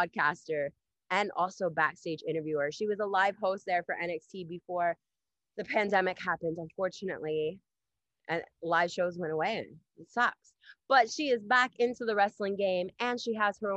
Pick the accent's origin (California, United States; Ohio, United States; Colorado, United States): Ohio, United States; also born or lived in Montreal, Canada; now in Canada; I'm originally from Ohio